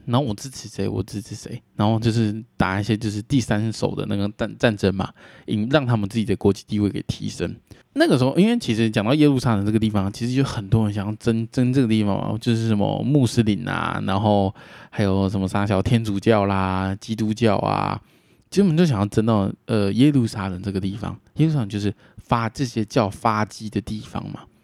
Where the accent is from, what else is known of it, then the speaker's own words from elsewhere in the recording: Taiwan; 身为台湾人